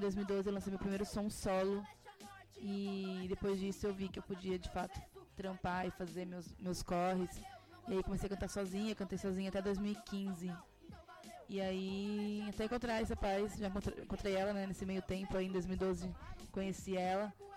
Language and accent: Portuguese; São Carlos, São Paulo, Brazil; moved away as an adult; now in São Paulo, Brazil; eu sou do interior de São Paulo, São Carlos